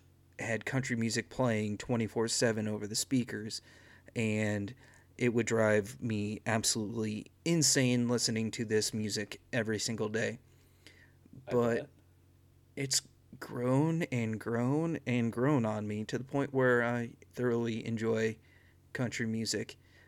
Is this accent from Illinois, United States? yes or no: yes; Northern Illinois, United States; So I grew up in northern Illinois